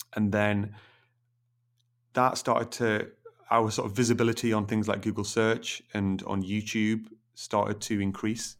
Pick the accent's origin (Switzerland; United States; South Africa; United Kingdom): United Kingdom; Middlesbrough, North East England; moved away as an adult; now in Newcastle, United Kingdom; I come from Middlesbrough originally. Um, so that's in the northeast.